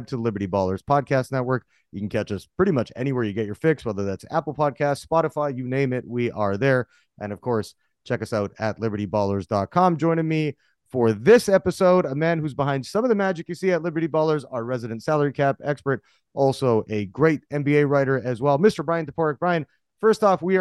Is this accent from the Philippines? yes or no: no; Vancouver, British Columbia, Canada; I grew up in Vancouver, Canada, you know, just down the road, the I-5 from Seattle.